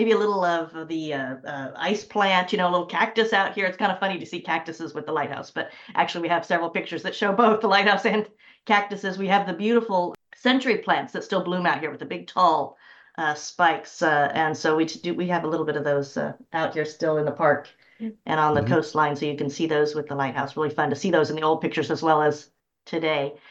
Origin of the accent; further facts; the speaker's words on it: Sacramento, California, United States; moved away as an adult; also born or lived in Malibu, California / Yuba City, California; now in Los Angeles, United States; I was born and raised in Sacramento. So I'm a California girl. I'm just a Northern California girl